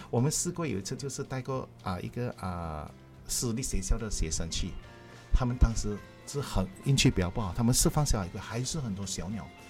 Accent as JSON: {"language": "Chinese", "country": "Malaysia", "also_born_or_lived": "Klang", "said": "我们华人，尤其是我们马来西亚华人"}